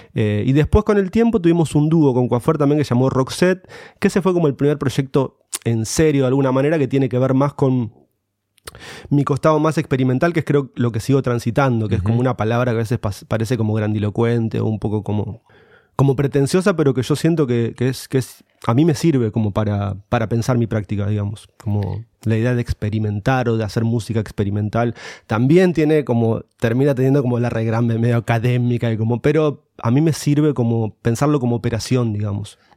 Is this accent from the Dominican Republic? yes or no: no; Morón, Buenos Aires Province, Argentina; yo soy de Morón, de, de, la provincia de acá de Buenos Aires, cerquita.